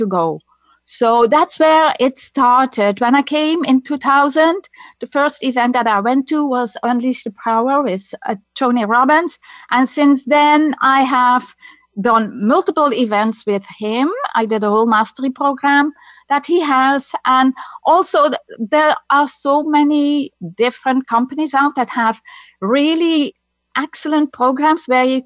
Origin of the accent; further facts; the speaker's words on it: Netherlands; accent: Dutch; English is a second language; moved away as an adult; now in United States; my accent is Dutch. I'm coming from the Netherlands. That's where I grew up.